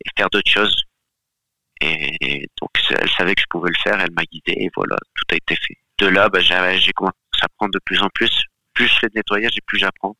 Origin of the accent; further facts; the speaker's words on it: Galicia, Spain; moved away; je viens aussi d'une partie d'Espagne, euh, j'ai vécu dans une partie d'Espagne qui s'appelle Terre de Meigas